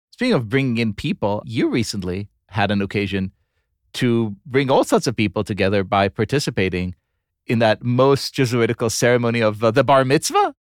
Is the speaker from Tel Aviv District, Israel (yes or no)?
yes; Tel Aviv, Tel Aviv District, Israel; moved away; my hometown of Tel Aviv, Israel